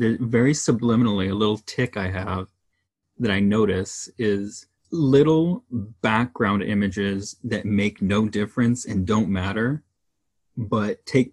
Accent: Los Angeles, California, United States; growing up in Southern California, the Los Angeles

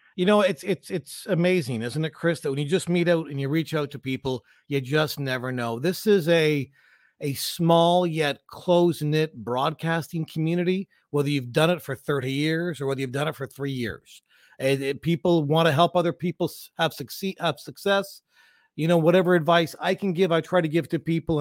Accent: London, Ontario, Canada; I grew up in London, Ontario

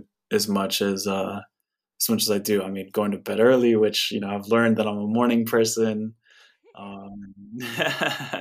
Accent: Santa Barbara, California, United States; I grew up in Santa Barbara, where I live now

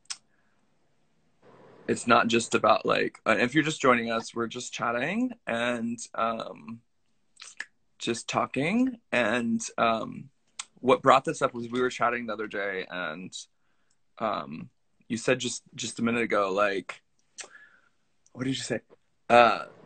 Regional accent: Kansas, United States; moved away as an adult; also born or lived in Long Beach, California; now in Brooklyn, United States; I live in Brooklyn. I've been out here for 7 years, but I'm from Kansas

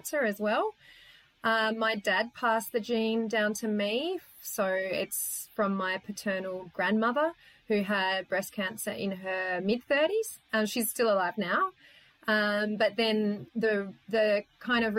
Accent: Tasmania, Australia; moved away; I come from Tassie originally

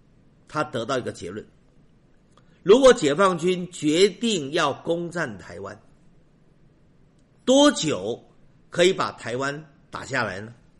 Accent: China; 我不与苟同。我们中国人厚道，所以我先从好的来说。

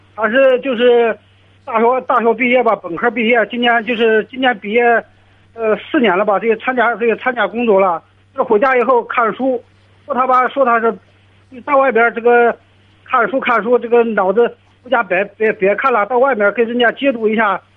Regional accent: Henan, China; 我是这个河南的

